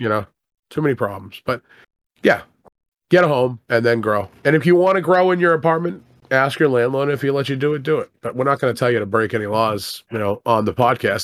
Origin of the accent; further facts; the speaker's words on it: Boston, Massachusetts, United States; I'm from Boston